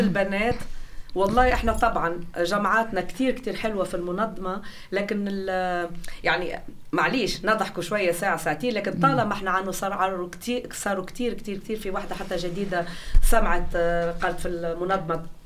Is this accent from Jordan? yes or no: no; Tunisia; now in Germany; انا تونسيه